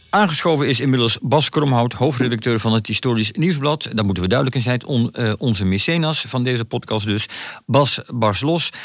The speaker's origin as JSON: {"language": "Dutch", "area": "Achterhoek", "region": "Gelderland", "country": "Netherlands", "said": "in de achterhoek waar ik vandaan kom"}